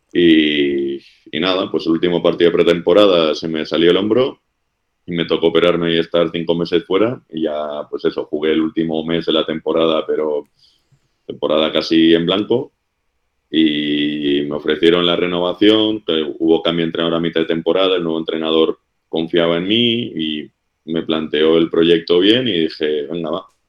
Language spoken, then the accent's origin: Spanish; Basque Country, Spain; moved away as an adult